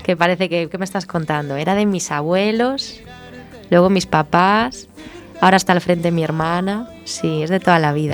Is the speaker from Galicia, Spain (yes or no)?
yes; Sada, Galicia, Spain; yo soy sadense, yo soy de Sada.